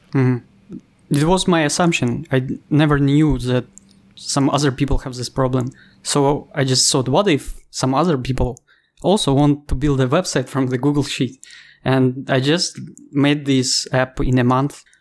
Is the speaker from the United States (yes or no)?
no; Ukraine; English is a second language; moved away as an adult; also born or lived in Thailand; now in Bali, Indonesia; I'm I'm from Ukraine